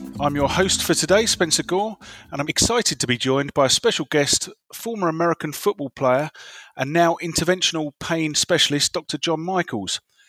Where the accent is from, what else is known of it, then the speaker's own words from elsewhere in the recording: England, United Kingdom; as an Englishman who thinks of a round ball when we talk about football